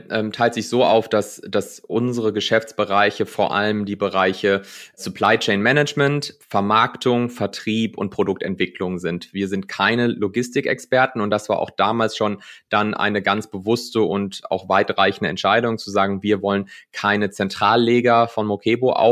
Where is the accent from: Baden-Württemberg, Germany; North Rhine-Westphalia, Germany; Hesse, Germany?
North Rhine-Westphalia, Germany; bin dann zurück in, in die Heimat gegangen, ähm, aufgewachsen im Ruhrgebiet und dann mich für NRW entschieden.